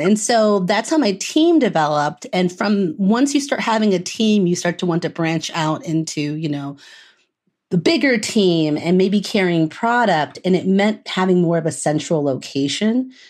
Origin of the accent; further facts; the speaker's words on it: Dayton, Ohio, United States; also born or lived in Delaware, Ohio; now in Chicago, United States; I'm from Southern Ohio originally. Um, like Dayton, Ohio